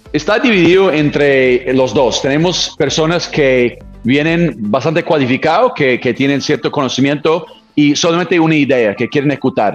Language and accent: Spanish; California, United States; Spanish is a second language; moved away as an adult; no soy eh, mexicano, no soy, soy un gringo de, California